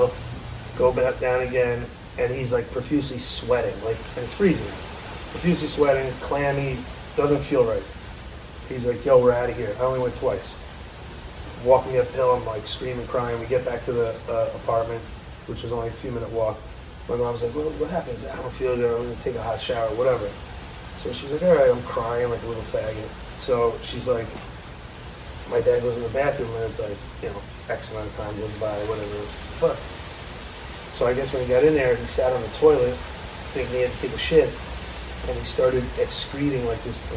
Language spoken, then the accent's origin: English; Tarrytown, New York, United States; I'm from Tarrytown